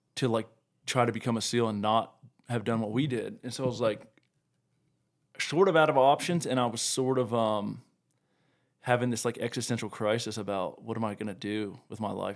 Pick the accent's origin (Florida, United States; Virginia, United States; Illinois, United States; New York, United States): Virginia, United States; Blacksburg; moved away as an adult; also born or lived in San Diego, California; now in Colorado, United States; I grew up in Virginia in, um, Blacksburg.